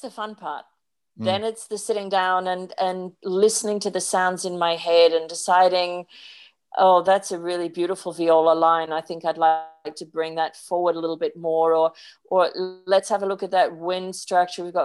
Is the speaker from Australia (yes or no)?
yes; Sydney, New South Wales, Australia; born or raised there; moved away as an adult